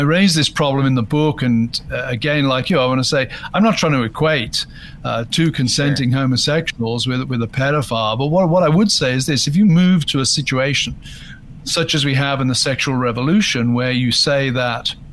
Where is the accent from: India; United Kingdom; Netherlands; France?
United Kingdom; I'm British